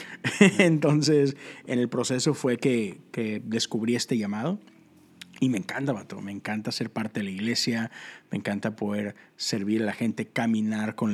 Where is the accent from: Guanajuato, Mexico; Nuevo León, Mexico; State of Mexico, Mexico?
Nuevo León, Mexico; Monterrey; Este, pues soy un vato de Monterrey, Nuevo León.